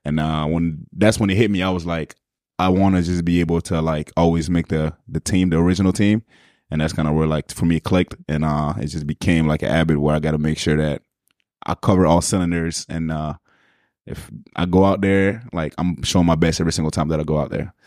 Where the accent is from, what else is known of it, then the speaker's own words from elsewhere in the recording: Montreal, Quebec, Canada; I'm, I'm from the West Island, Pierre Font